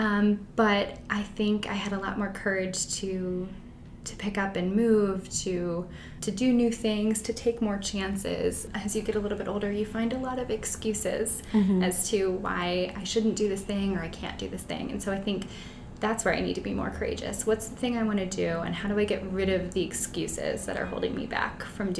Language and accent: English; Canton, Ohio, United States; I'm from Canton, mm-hmm. the home of the Football Hall of Fame